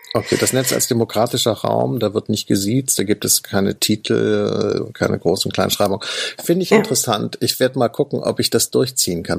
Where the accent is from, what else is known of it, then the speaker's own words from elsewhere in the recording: Northern Germany, Germany; ich komme ja aus Norddeutschland